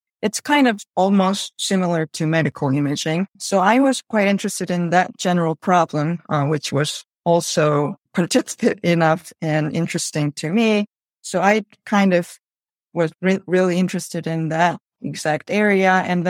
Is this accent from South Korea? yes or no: yes; South Korea; now in Chicago, United States; So I'm originally from Korea.